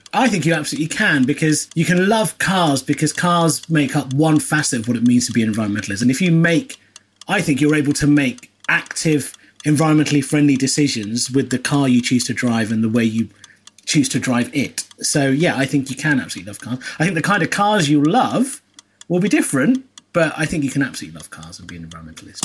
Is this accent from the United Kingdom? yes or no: yes; United Kingdom; I'm of a British Asian persuasion.